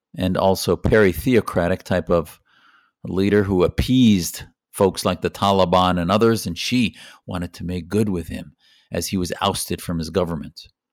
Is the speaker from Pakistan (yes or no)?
no; United States; an American Muslim